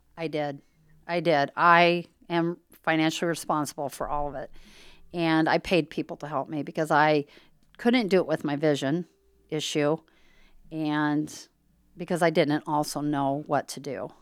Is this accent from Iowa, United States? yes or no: yes; Harlan, Iowa, United States; I was raised in Harlan, Iowa